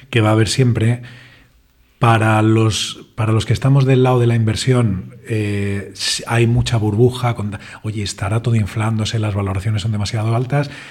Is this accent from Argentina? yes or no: no; Spain; que somos tres españoles y otros tres israelíes